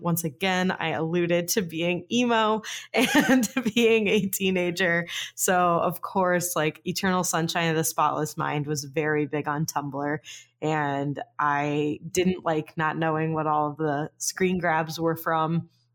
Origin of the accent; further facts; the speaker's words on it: Phoenix, Arizona, United States; I grew up in Phoenix